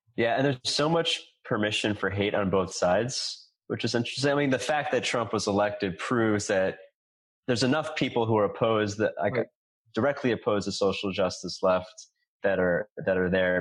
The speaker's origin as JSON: {"language": "English", "town": "New York City", "region": "New York", "country": "United States", "tie": "born or raised there", "said": "I grew up in New York City"}